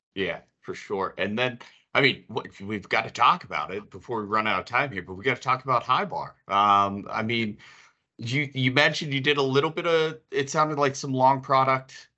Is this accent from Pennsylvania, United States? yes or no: yes; Pittsburgh, Pennsylvania, United States; I'm from Pittsburgh, live in Pittsburgh